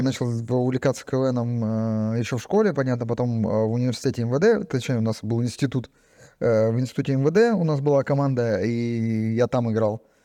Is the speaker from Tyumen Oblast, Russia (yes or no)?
yes; Tyumen, Tyumen Oblast, Russia; я из Тюмени